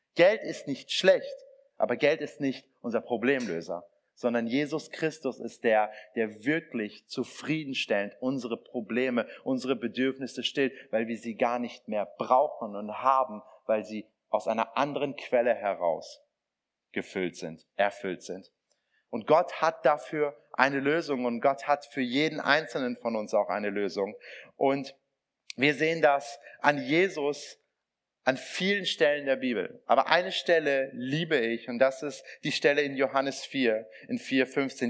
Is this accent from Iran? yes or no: yes; Iran; now in Germany; meine, mein Ursprung ist iranisch, also ich komme aus dem Iran.